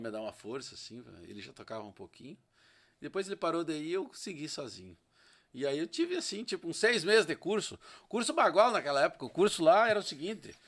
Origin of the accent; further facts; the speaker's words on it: São Luiz Gonzaga, Rio Grande do Sul, Brazil; Eu sou natural de São Luís Gonzaga